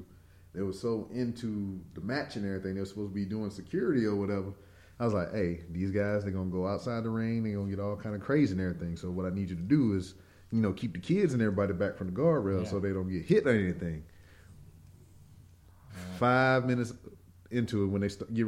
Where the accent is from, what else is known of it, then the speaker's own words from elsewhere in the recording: Louisiana, United States; now in Missouri, United States; I'm from Louisiana